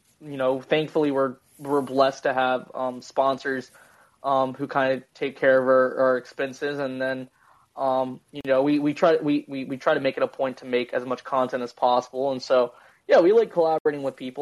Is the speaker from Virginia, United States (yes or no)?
yes; Virginia, United States; I'm from Virginia